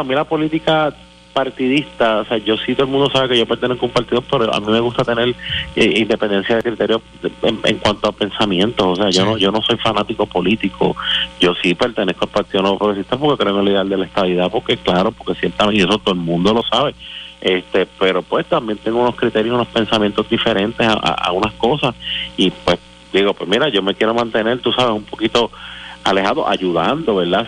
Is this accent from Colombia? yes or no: no; Puerto Rico